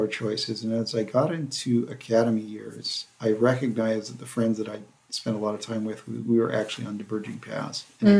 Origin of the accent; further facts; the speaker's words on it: Central California, United States; also born or lived in Nigeria / Monument Valley, Utah / Oklahoma; So I basically grew up in Central California.